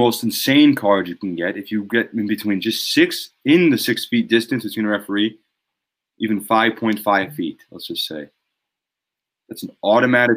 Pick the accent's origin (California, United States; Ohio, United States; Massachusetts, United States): Massachusetts, United States; This is where we're from. We're from Massachusetts